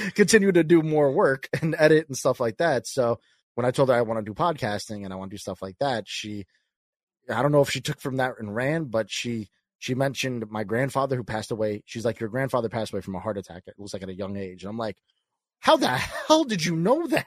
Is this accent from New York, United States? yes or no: yes; New York, United States; I'm a kid from New York. I'm Italian and I'm a salesman.